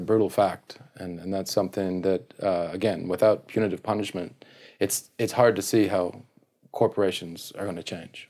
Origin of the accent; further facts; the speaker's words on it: Canada; now in Japan; I'm a Canadian